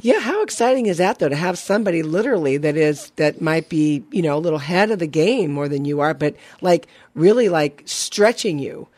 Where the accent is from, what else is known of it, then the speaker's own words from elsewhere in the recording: Burbank, California, United States; I'm born and raised in Burbank, California